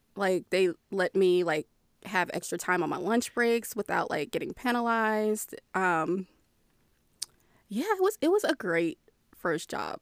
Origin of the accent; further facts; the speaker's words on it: Maryland, United States; moved away; I'm from Maryland. I have that very, that very ingrained, like, D C side of Maryland